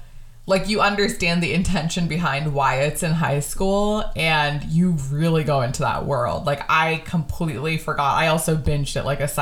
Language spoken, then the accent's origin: English; suburbs of California, United States; I also grew up in the suburbs of California